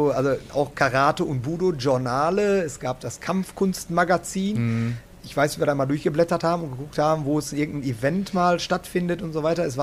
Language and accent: German; North Rhine-Westphalia, Germany; jetzt komme ich aus dem Ruhrgebiet, deswegen bin Schalke